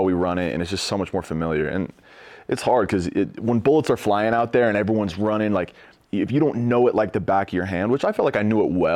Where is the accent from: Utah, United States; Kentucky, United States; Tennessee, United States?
Utah, United States; Salt Lake City; I grew up in Salt Lake.